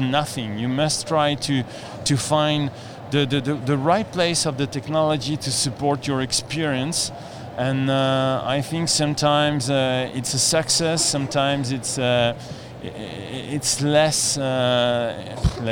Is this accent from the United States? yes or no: no; France; I'm coming from France